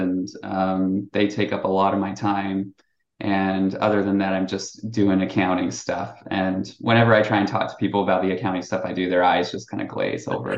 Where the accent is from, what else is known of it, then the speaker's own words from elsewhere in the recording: Utah, United States; moved away as an adult; also born or lived in Indiana; now in Illinois, United States; I grew up in Utah County, just like your typical Mormon guy